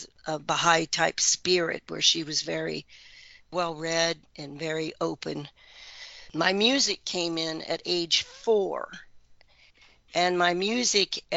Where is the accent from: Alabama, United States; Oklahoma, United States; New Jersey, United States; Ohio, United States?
Ohio, United States; Oxford; also born or lived in Middletown, Ohio; when I was 6 or 7 moved to Oxford, which is more near Indiana, home of Miami University. And that was a great place to grow up.